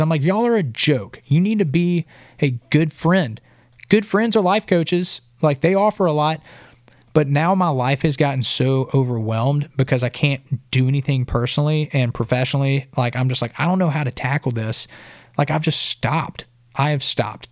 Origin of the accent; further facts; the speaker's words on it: Sylacauga, Alabama, United States; moved away as an adult; now in Nashville, United States; my hometown, Sylacauga